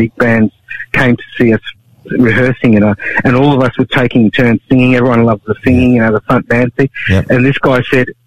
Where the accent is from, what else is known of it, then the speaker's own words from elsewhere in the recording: Australia; also born or lived in India; I was actually born in India, but I grew up here in Australia as a 10-month-old baby.